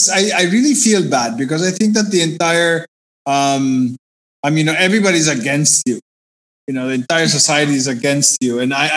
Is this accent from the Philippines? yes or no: yes; Philippines; being a Filipina has always been about being mahinhin and not talking about this stuff.